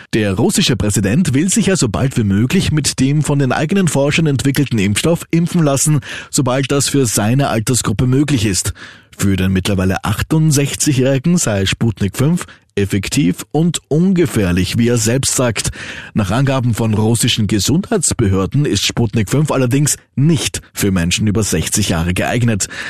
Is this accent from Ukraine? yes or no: no; Austria; bei uns in Österreich